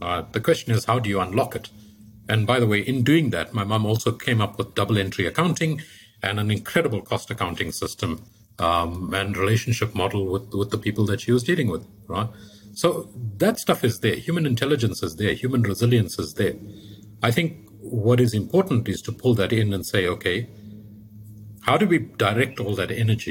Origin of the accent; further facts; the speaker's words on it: South Africa; as a South African